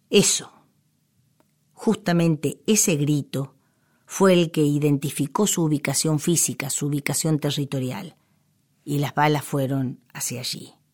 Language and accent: Spanish; Cañuelas, Buenos Aires Province, Argentina; en mi pueblo, en Cañuelas